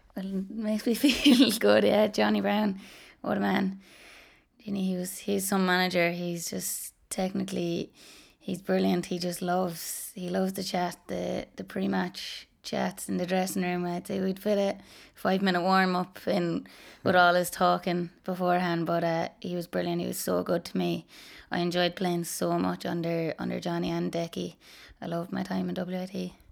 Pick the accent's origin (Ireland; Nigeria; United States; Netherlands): Ireland; Ballinroad, Munster; I'm from Ballinroad, um, it's in Waterford. It's just outside Dungarvan